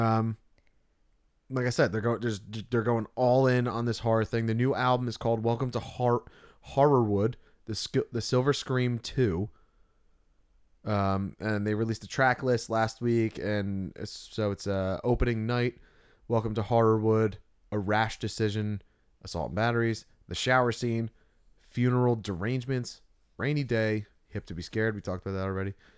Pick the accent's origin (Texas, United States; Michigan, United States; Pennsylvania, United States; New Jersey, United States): New Jersey, United States; Tuckerton; We're from Tuckerton